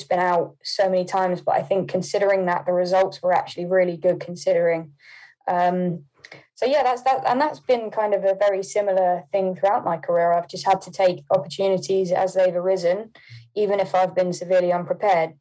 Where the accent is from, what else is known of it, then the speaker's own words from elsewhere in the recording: Poole, South West England, United Kingdom; also born or lived in Hampshire; now in Milton Keynes, United Kingdom; So I was born in Poole. I then did live in Hampshire for a while, near Headley, but I've not been there for maybe 4 or 5 years now.